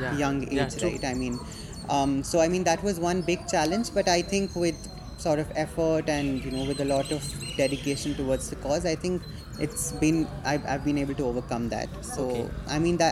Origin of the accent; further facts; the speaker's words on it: Delhi, India; I'm from Delhi, so I used to volunteer at this animal shelter over there called Friendico's